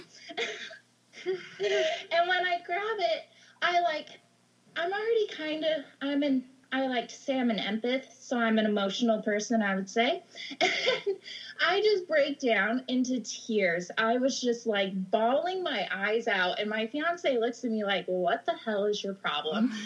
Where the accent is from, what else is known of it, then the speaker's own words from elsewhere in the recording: Idaho, United States; also born or lived in Oregon coast; now in Oregon, United States; I grew up in Idaho. I moved to the Oregon coast